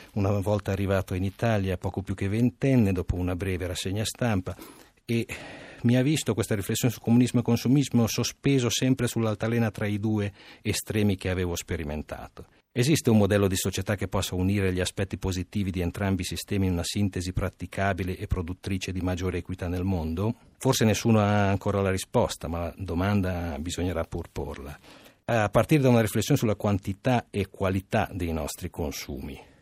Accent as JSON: {"language": "Italian", "country": "Romania", "moved": "yes", "lives_now": "Italy", "said": "da romeno"}